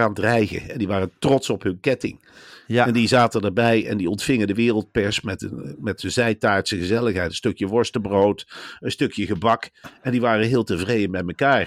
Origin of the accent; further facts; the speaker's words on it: Velp, Gelderland, Netherlands; Velp, waar ik ben opgegroeid